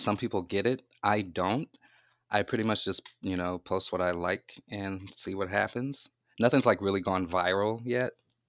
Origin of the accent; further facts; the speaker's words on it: Louisiana, United States; Okay, well, I'm from Louisiana